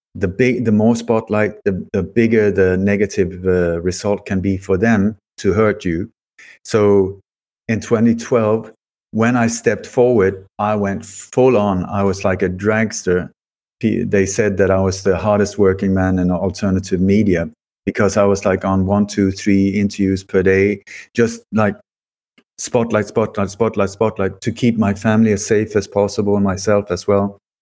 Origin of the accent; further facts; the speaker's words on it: Sweden; also born or lived in Denmark; I, I was born in Denmark, but I moved to Sweden when I was a child very uh, hastily.